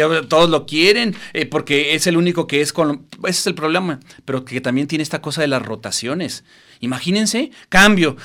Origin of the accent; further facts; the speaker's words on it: Guadalajara, Jalisco, Mexico; somos gente bonita de Guadalajara